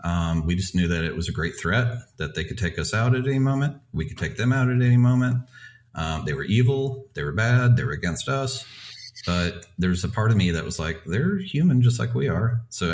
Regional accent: United States; moved away as an adult; also born or lived in Russia / United Kingdom; Something I loved about Russia, being an American

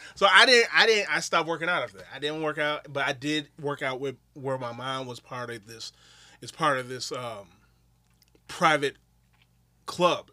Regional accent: Wisconsin, United States; I'm from Wisconsin.

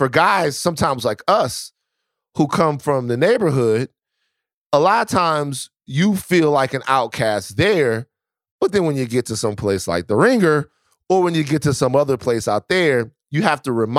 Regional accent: Baton Rouge, Louisiana, United States; I'm from Baton Rouge, right?

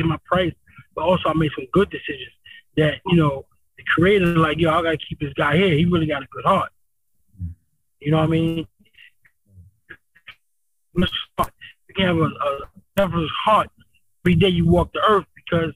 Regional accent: East Coast, United States; I'm from the East Coast

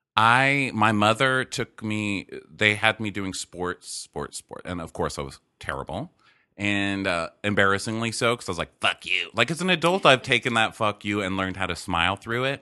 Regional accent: El Paso, Texas, United States; moved away; growing up in El Paso

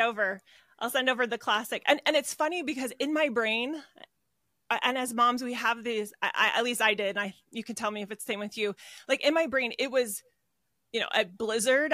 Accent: Arizona, United States; moved away as an adult; now in Utah, United States; I was born and raised in Arizona

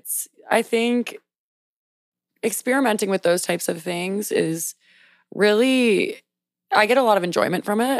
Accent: South Louisiana, United States; also born or lived in New York; now in Washington, D.C., United States; I grew up in South Louisiana

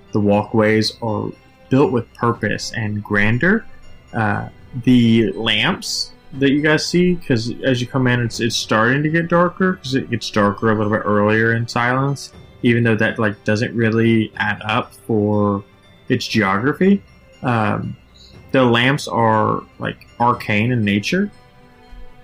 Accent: Nashville, Tennessee, United States; Nashville, which is my hometown

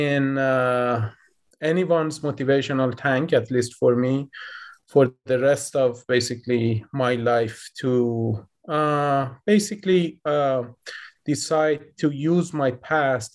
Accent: Tehran, Tehran Province, Iran; moved away as an adult; now in United States; I was born in Tehran, the capital city of Iran. So we were basically growing up in a weird situation at those days. I kind of vividly remember the fear that we basically felt as a child growing up in Iran

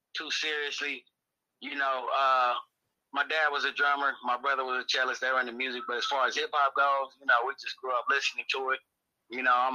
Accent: Inglewood, California, United States; I'm from Inglewood, California

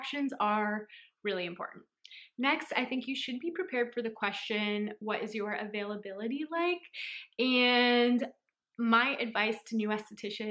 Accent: San Francisco, California, United States; I'm from San Francisco, California

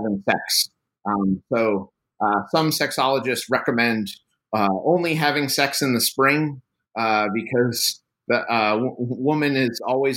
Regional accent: New Haven, Connecticut, United States; now in Louisiana, United States; I was actually born in New Haven, Connecticut, right in the foothills of Yale University

